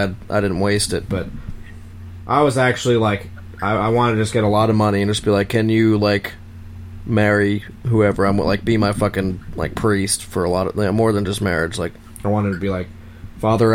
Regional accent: New York, United States; I'm from New York, too.

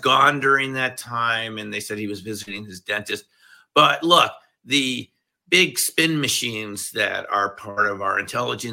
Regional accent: Westchester, New York, United States; I grew up in Westchester.

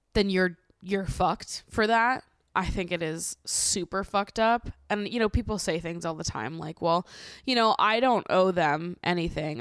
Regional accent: Massachusetts, United States; now in New York, United States; I live in New York, I grew up in Massachusetts

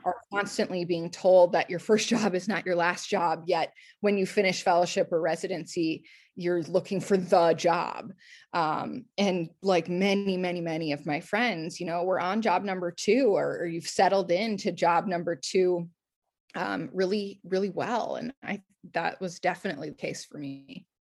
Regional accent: Circle Pines, Minnesota, United States; moved away as an adult; also born or lived in Portland / New Jersey; I'm from Circle Pines, Minnesota, which is a northern suburb of the Twin Cities.

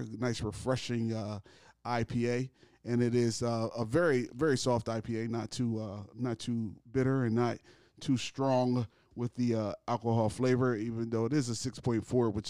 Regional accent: Delaware, United States; I'm from Delaware

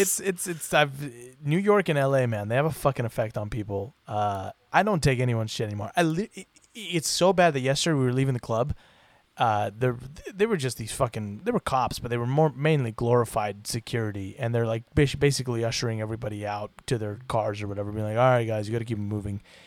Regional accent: Puerto Vallarta, Jalisco, Mexico; moved away; As someone who grew up in Mexico

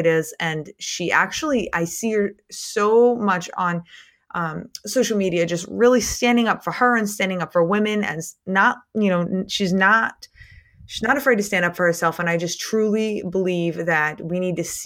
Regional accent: Maine, United States; I'm from Maine, so I'm really north.

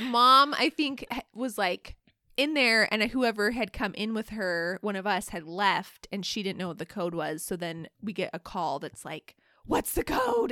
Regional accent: Alaska, United States; also born or lived in Utah; we live in Alaska, like, we're from Alaska, but all of us went to college at, at B Y U in Utah

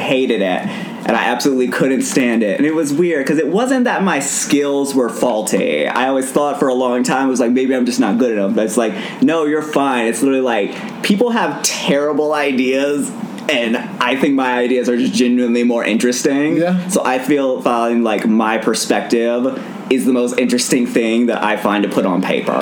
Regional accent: Durham, North Carolina, United States; also born or lived in Cary, North Carolina; in Durham, North Carolina, I popped out of my mother's vagina

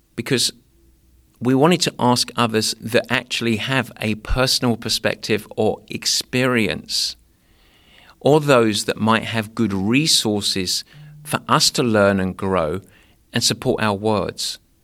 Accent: England, United Kingdom; moved away; growing up in England

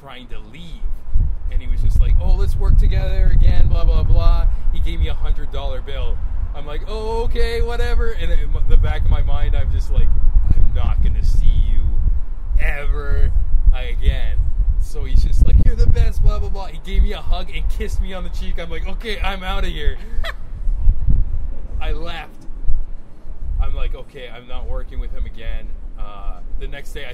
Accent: Niagara Falls, Ontario, Canada; moved away; I'm originally from Niagara Falls

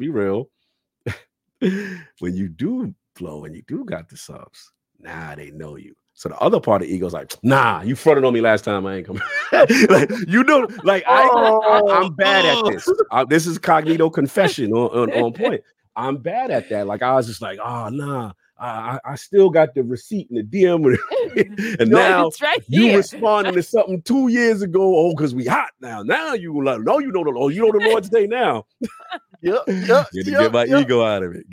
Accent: New York City, New York, United States; I'm a kid from the South Bronx

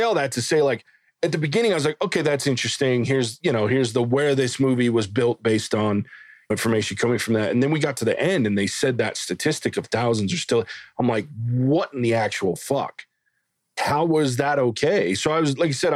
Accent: the South, United States; I'm a redneck from the South.

